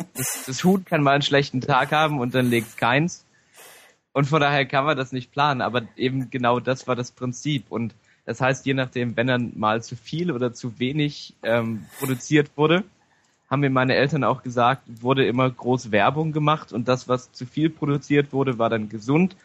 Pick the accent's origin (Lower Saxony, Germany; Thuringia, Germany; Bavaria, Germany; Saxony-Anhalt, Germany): Saxony-Anhalt, Germany; near Halberstadt; moved away; zum einen bin ich ja ursprünglich daher. Ich komme nämlich aus der Nähe von Halberstadt